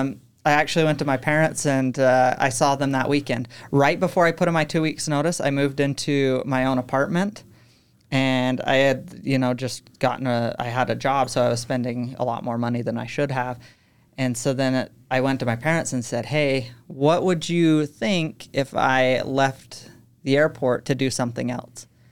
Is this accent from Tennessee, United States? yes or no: no; Utah, United States; also born or lived in Texas; I was born in Texas, um, but I moved when I was three, grew up most of my life here in Utah, so I'd consider myself Utah